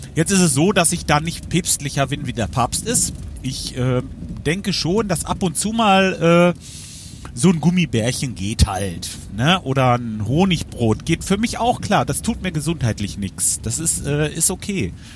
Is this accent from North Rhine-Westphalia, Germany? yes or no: yes; Lemgo, North Rhine-Westphalia, Germany; bei uns in Lemgo